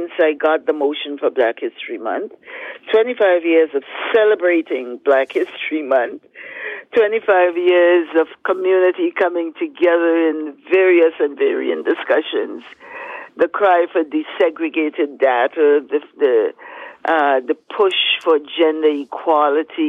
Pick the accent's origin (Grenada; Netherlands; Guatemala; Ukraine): Grenada; St. George's, Saint George; now in Toronto, Canada; we're growing up in Happy Hill, St. George's, Grenada